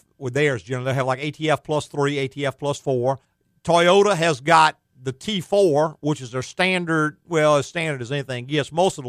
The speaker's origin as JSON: {"language": "English", "region": "the South", "country": "United States", "said": "We're from the South."}